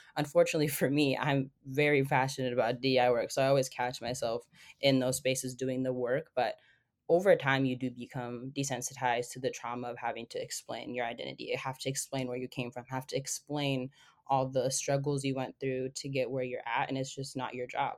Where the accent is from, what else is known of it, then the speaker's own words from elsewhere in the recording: Seattle, Washington, United States; my family is from Ethiopia, and I lived in Seattle basically all of my life.